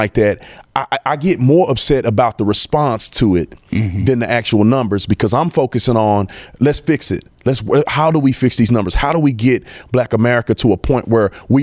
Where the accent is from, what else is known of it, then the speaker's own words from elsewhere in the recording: Fort Worth, Texas, United States; I grew up right here in Fort Worth in Stop Six